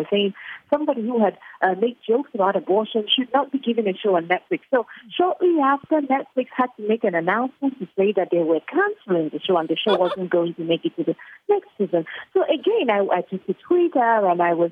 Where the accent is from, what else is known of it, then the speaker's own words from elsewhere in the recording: Nigeria; I am a Nigerian, born and bred in Nigeria, brought up in Nigeria.